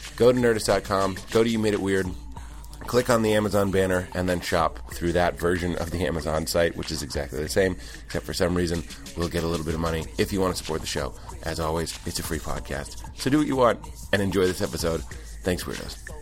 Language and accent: English; East Coast, United States; moved away; I'm from the East Coast.